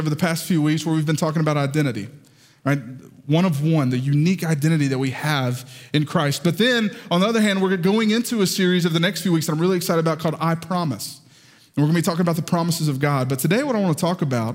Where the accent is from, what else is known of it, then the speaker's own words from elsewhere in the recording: the South, United States; accent: southern; my southern accent